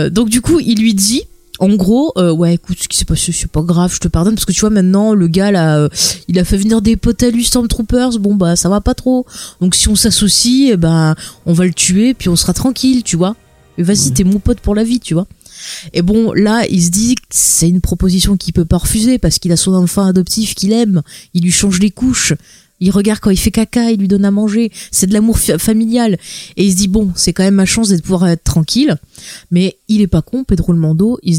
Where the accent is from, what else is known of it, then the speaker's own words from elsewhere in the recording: France; moi je suis française